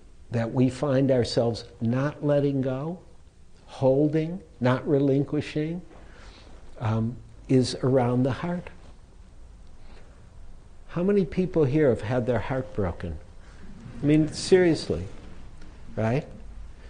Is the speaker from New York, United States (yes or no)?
no; Detroit, Michigan, United States; if you were growing up in Detroit, nobody drove foreign cars at that time.